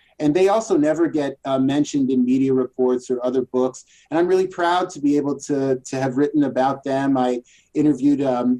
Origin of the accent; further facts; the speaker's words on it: Rochester, New York, United States; moved away as an adult; also born or lived in Chicago; growing up in Rochester, New York.